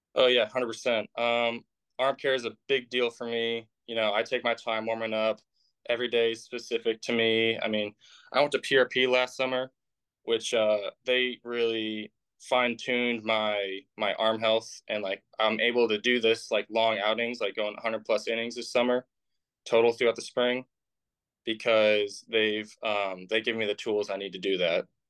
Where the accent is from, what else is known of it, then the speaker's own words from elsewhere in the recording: Indiana, United States; I'm from Indiana.